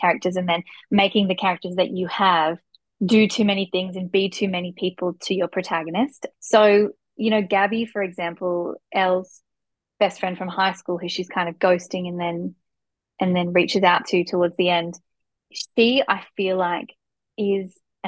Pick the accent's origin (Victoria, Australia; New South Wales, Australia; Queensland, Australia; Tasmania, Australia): New South Wales, Australia; Newcastle; I grew up in Newcastle and I studied there